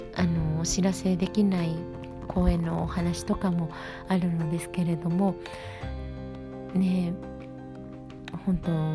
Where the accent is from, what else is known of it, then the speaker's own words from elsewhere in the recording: Edogawa, Tokyo, Japan; 地元の江戸川区まあ、実家のあります江戸川区で